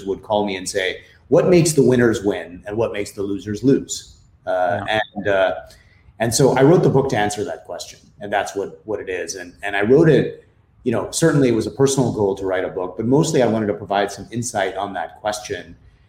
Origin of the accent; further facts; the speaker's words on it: India; moved away as an adult; also born or lived in Philippines; now in United States; My background is I grew up in India and in the Philippines. So I grew up in Asia for most of my life, and then came to the US for university and stayed on here, spent several years in Europe as well.